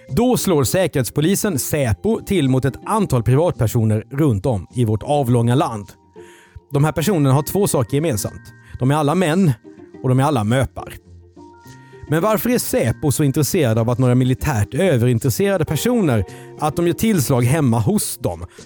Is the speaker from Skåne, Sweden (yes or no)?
no; Karlskrona, Blekinge, Sweden; för mig som är uppvuxen i Karlskrona